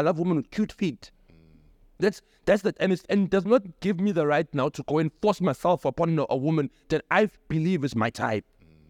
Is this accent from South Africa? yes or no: yes; Logan Jerez, South Africa; And for me as umchita, growing up in Logan Jerez, it's hard to be supported by a woman.